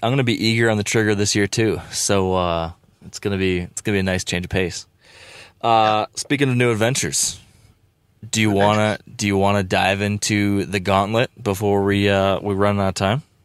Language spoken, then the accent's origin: English; Michigan, United States; my home state in Michigan